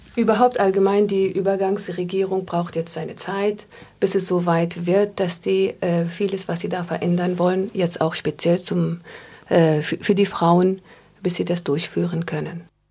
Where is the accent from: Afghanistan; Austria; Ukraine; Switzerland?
Afghanistan; moved away; als Afghanin